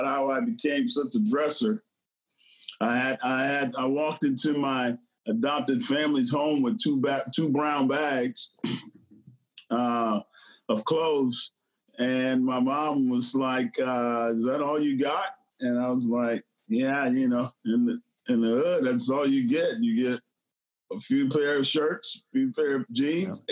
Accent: Bunkie, Louisiana, United States; moved away; also born or lived in Houston, Texas; I grew up in Bunky, Louisiana

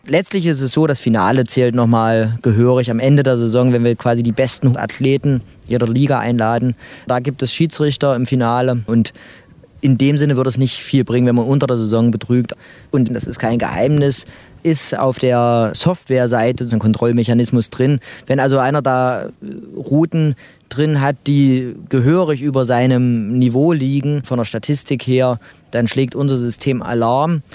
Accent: Mühlhausen, Thuringia, Germany; moved away; also born or lived in Jena; bin aus Mühlhausen

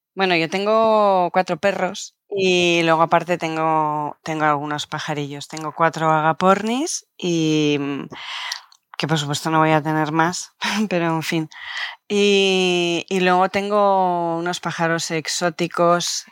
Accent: Canary Islands, Spain

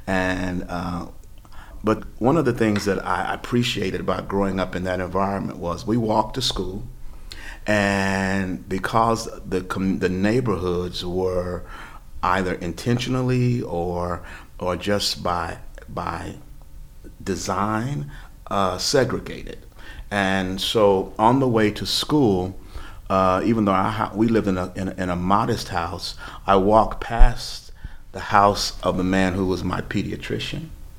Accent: Kansas City, Missouri, United States; now in Columbia, United States; Because of the urban renewal, Interstate 70 was extended, became the freeway in Kansas City. So my family was displaced

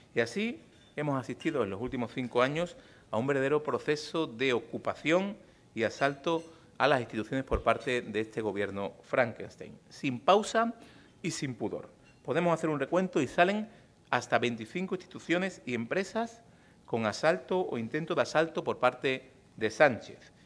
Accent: Andalusia, Spain; en mi tierra, en Andalucía

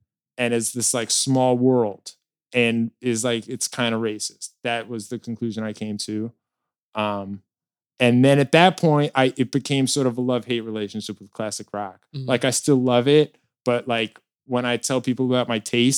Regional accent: next to Fort Lee, Northern New Jersey, United States; I grew up in, Northern New Jersey

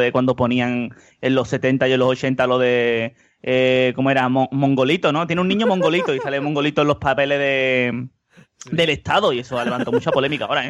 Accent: Seville, Andalusia, Spain; que somos de Sevilla

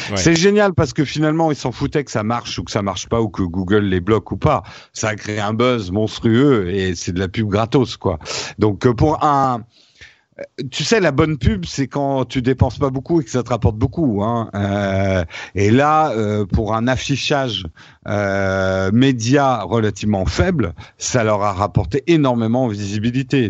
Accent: France; en tant que Français

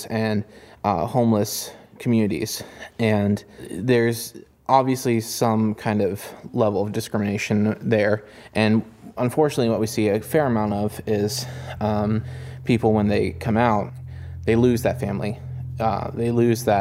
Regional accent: Elkins, West Virginia, United States; I grew up in Elkins, West Virginia, in a fairly lower middle class family

